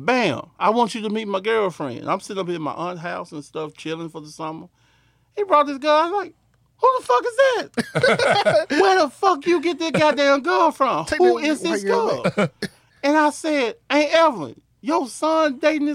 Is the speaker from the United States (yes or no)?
yes; Grenada, Mississippi, United States; I'm from Grenada.